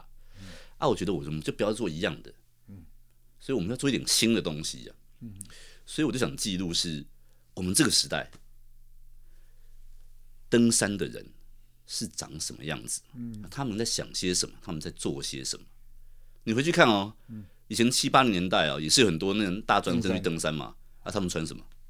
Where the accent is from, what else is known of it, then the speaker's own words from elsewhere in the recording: Taiwan; also born or lived in United Kingdom; 我是台湾来的。